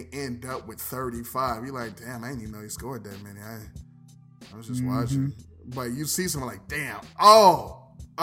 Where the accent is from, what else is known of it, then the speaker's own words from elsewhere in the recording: Ohio, United States; I'm from Ohio